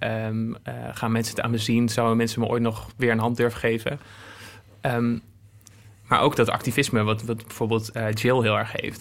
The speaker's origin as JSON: {"language": "Dutch", "town": "Apeldoorn", "region": "Gelderland", "country": "Netherlands", "tie": "born or raised there", "also_born_or_lived": "Zwolle", "moved": "as an adult", "said": "ik ben in Apeldoorn opgegroeid en ik ging in Zwolle studeren"}